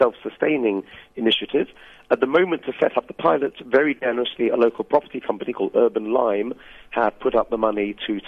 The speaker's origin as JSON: {"language": "English", "country": "United Kingdom", "moved": "yes", "lives_now": "Durban, South Africa", "said": "as a British person"}